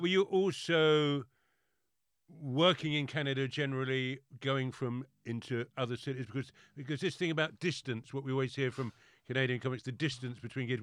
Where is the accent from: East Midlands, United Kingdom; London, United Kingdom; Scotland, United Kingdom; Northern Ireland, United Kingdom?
London, United Kingdom; I'm very London